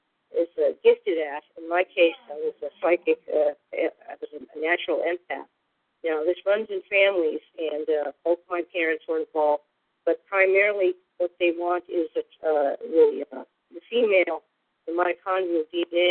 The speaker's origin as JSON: {"language": "English", "town": "San Francisco", "region": "California", "country": "United States", "tie": "born or raised there", "moved": "yes", "lives_now": "San Diego, United States", "said": "I was born in San Francisco in the early 60s"}